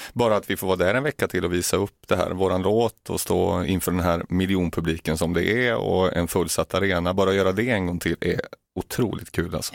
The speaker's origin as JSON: {"language": "Swedish", "town": "Munkedal", "region": "Västra Götaland", "country": "Sweden", "moved": "as an adult", "lives_now": "Åseda, Sweden", "said": "Från Uddevalla från början, eller Munkedal utanför Uddevalla"}